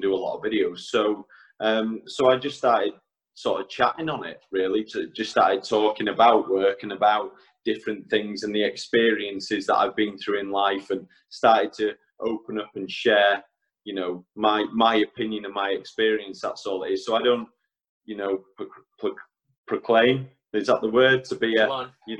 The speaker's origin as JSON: {"language": "English", "town": "Ruthin", "region": "Wales", "country": "United Kingdom", "tie": "born or raised there", "also_born_or_lived": "Isle of Man", "said": "So I grew up in a small town called Ruthin in North Wales. So I am a Welshman."}